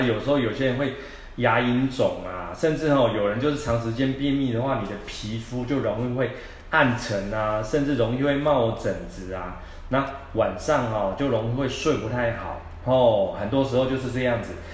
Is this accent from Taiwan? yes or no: yes; Taiwan; 我们台湾人